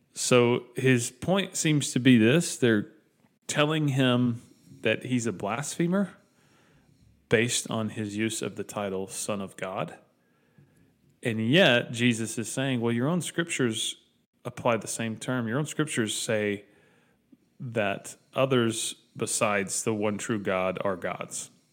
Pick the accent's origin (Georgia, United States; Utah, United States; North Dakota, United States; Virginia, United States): Georgia, United States; Dalton; I grew up in Dalton.